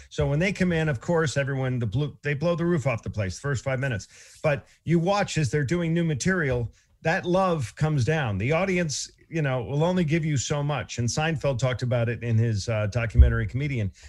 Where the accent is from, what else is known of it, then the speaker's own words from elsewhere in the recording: Boston, Massachusetts, United States; I come from Boston